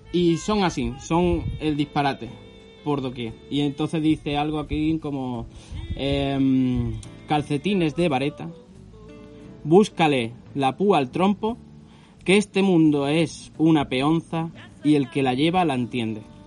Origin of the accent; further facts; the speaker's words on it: Carcabuey, Andalusia, Spain; moved away; me hallo en Carcabuey, mi pueblo, el pueblo que me vio nacer